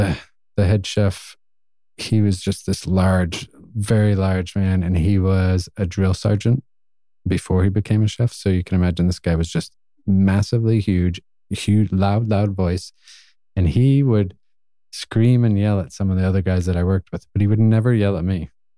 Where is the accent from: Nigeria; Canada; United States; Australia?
United States; New Hampshire; also born or lived in Lowell, Massachusetts; So I was born just outside of Boston, kind of grew up a little bit in Lowell, Massachusetts when I was younger. And then my family bounced around a lot, moved around, and then ended up going through my grade school and high school years in New Hampshire.